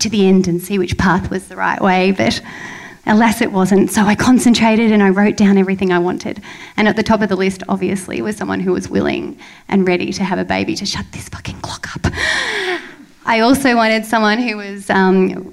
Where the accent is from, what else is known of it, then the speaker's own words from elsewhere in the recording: Melbourne, Victoria, Australia; moved away as an adult; also born or lived in Banda Aceh, Indonesia; I moved back to my hometown, Melbourne